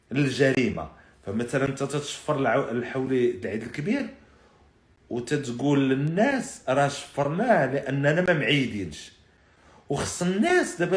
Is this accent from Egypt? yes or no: no; Morocco; راه راه هذه هي اللي تنعرف فالناس عندنا في المغرب